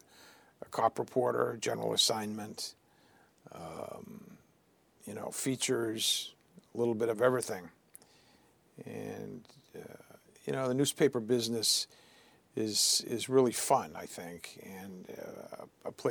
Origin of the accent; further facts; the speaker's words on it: Boston, Massachusetts, United States; also born or lived in Riverside, California / Washington; I'd been growing up in Boston